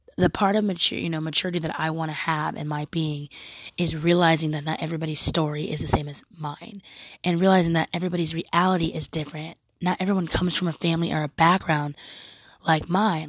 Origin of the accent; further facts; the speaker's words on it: Oregon, United States; I'm also American. Um, I'm also from from a very progressive state, being Oregon